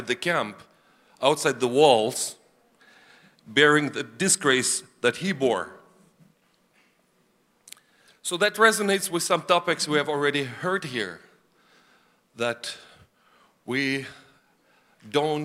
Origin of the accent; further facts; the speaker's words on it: Karaganda, Karaganda Region, Kazakhstan; moved away; I was born in the Soviet Union, as Ed has said, in an area not fit for human life